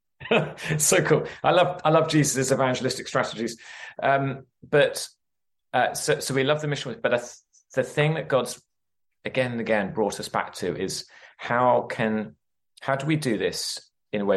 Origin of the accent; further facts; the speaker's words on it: England, United Kingdom; moved away as an adult; also born or lived in London / Sheffield; now in United States; from my accent, we're not from the US, so originally from England